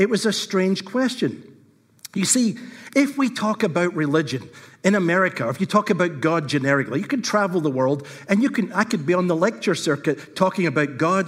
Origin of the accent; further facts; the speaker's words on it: Scotland, United Kingdom; they went back to Scotland, and so I am Scottish